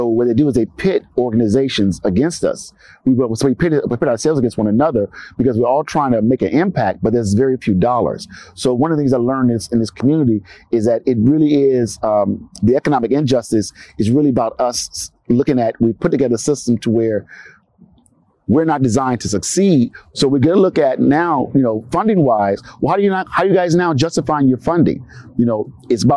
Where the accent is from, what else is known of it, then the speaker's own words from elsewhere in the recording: Los Angeles, California, United States; I'm from Los Angeles, California, from a community known as Watts, associated with South Central